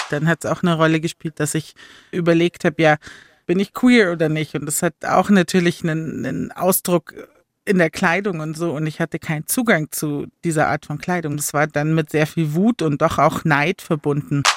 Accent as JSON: {"language": "German", "area": "Chiemsee", "region": "Bavaria", "country": "Germany", "tie": "born or raised there", "lives_now": "Munich, Germany", "said": "ich bin am Chiemsee aufgewachsen"}